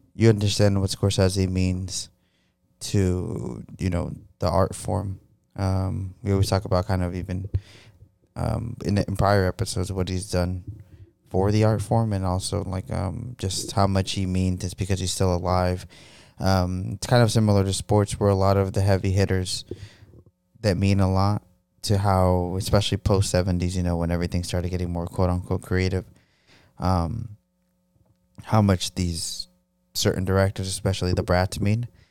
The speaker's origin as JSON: {"language": "English", "country": "United States", "said": "being an American"}